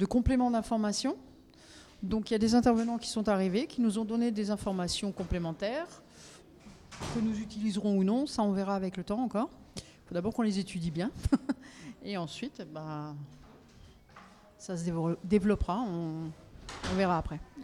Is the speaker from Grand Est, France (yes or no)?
yes; Haut-Rhin, Grand Est, France; je viens du Haut-Rhin